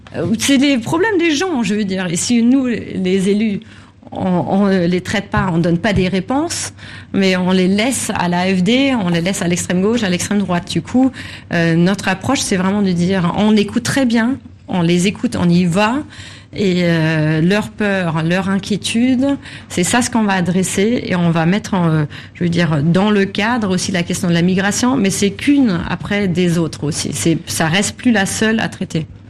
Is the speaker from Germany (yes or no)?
yes; Germany; chez nous en Allemagne